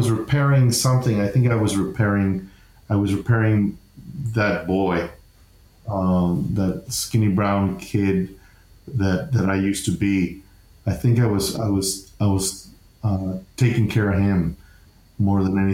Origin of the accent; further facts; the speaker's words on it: El Paso, Texas, United States; moved away; our lives growing up in El Paso